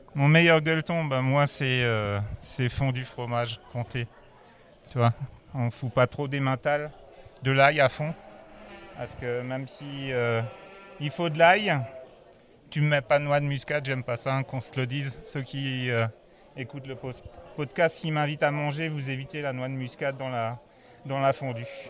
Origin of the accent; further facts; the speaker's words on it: Epfig, Grand Est, France; je viens d'Epfic, j'habite Epfic, village viticole avec le plus grand banc euh, viticole d'Alsace.